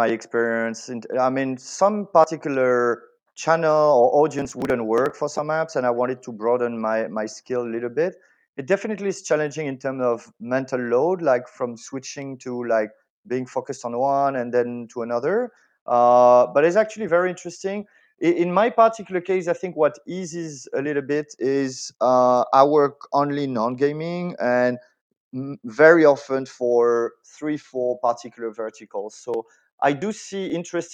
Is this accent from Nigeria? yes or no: no; France; accent: French; English is a second language; moved away as an adult; now in Spain; I'm French. This is something that is really hard to hide, obviously, especially like on voice only. So I was born in France.